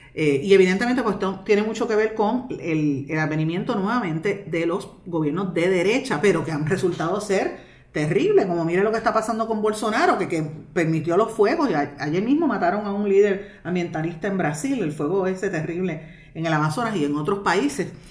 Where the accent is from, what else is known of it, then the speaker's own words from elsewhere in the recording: Guaynabo, Puerto Rico; mi pueblo de Guaynabo